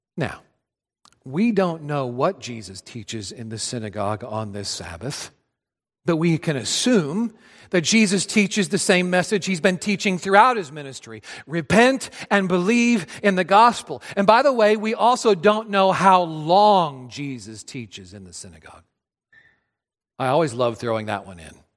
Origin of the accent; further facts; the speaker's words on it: Adrian, Missouri, United States; moved away; being back home in my hometown of Adrian, Missouri. I grew up in a small town south of Kansas City